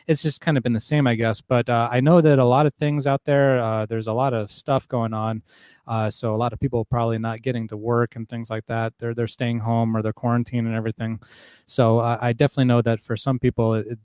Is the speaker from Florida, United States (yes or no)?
no; Arizona, United States; Arizona. I'm from Arizona